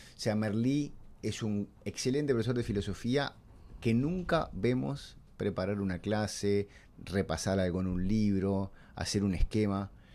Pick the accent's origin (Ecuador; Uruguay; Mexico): Uruguay; Montevideo; yo soy de Punta Carretas y mi infancia es ir durante el verano al Sporting